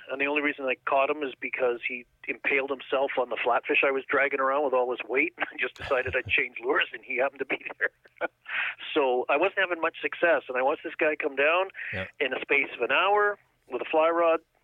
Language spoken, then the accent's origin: English; Liverpool, North West England, United Kingdom; moved away; I was born in England, uh, Liverpool